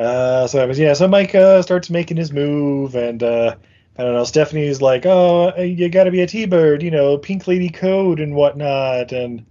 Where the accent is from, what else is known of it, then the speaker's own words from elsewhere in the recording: United Kingdom; You know, because I'm British and whatnot, I guess.